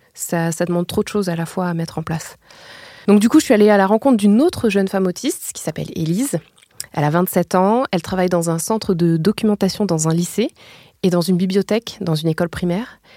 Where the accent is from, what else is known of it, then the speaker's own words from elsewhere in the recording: France; chez nous en France